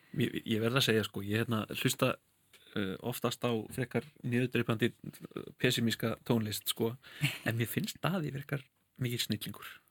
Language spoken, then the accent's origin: Icelandic; London, United Kingdom; now in Iceland; sem kvítur maður sem ólst upp í London og flutti til Íslands